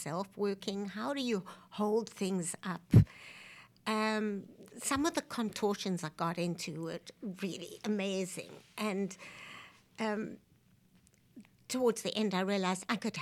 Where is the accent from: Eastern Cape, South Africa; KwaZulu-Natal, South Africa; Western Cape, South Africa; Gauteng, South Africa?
Western Cape, South Africa; Cape Town; moved away as an adult; also born or lived in New York, United States; now in Philadelphia, United States; I grew up in South Africa, but I was born in New York so that I could get a passport